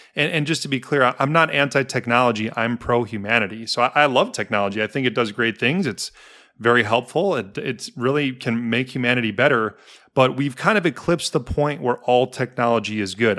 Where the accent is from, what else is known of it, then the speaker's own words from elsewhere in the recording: Milwaukee, Wisconsin, United States; also born or lived in Denver; now in Chicago, United States; I'm from Milwaukee